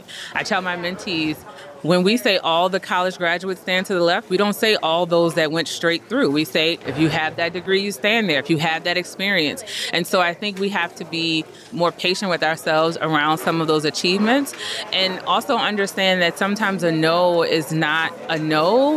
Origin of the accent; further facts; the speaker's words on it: the South, United States; I won't give all the cliche sayings because I am from the South and we love them.